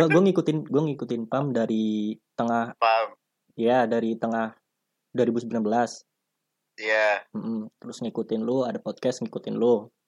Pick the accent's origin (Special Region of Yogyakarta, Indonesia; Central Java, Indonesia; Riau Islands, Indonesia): Central Java, Indonesia; Purbalingga; accent: Banyumasan Javanese (ngapak); gue Banyumas Purbalingga Jawa T